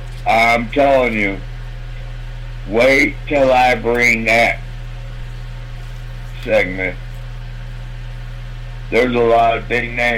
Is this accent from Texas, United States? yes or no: no; Camdenton, Missouri, United States; Amphitheater in Campton on Tuesday, June 4th. Here in my hometown.